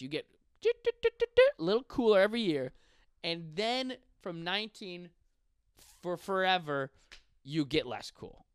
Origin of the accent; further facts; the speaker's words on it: Buffalo, New York, United States; I'm from Buffalo. Like, fuck yeah, bro. Growing up in the streets of Buffalo